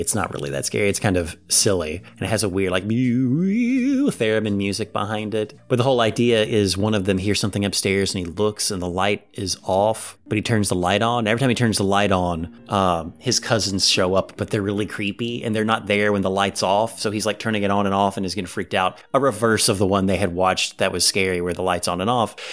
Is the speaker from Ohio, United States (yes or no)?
yes; Ohio, United States; we're from Ohio